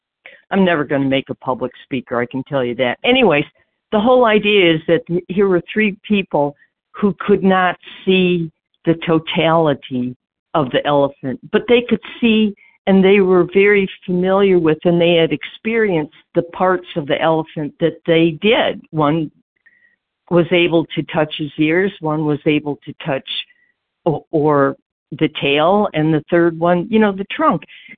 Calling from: Georgia, United States; Hey, well, I'm calling from Georgia.

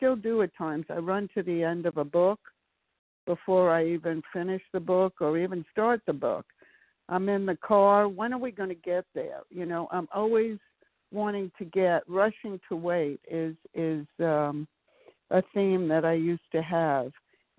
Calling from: Maryland, United States; from Maryland.

